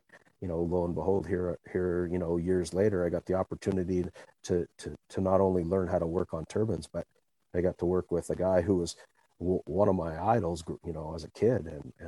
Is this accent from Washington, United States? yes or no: yes; Seattle, Washington, United States; I grew up in Seattle area in Queen Anne